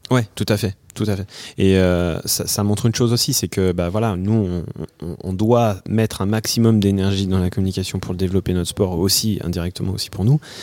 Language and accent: French; Thonon-les-Bains, Auvergne-Rhône-Alpes, France; moved away as an adult; also born or lived in Annecy; originaire de manière particulière euh, euh, entre lac et montagne de Haute-Savoie. Je suis né à Tonon-les-Bains et euh, je vivais à Annecy jusqu'à il y a quelques années